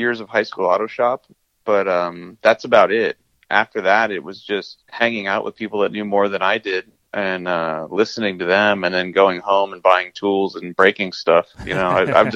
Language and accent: English; Southern California, United States; moved away as an adult; also born or lived in New York; I was born and raised in Southern California and moved to New York around 95